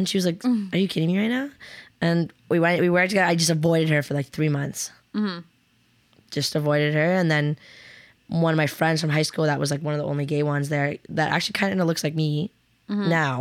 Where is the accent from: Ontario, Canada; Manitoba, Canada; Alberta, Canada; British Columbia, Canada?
Ontario, Canada; Picton; I'm from a small town, from Picton.